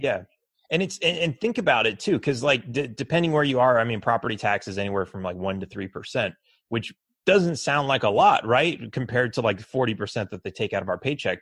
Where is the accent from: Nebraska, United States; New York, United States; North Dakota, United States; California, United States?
California, United States; Los Angeles; also born or lived in Texas; now in Mexico; I was born in Los Angeles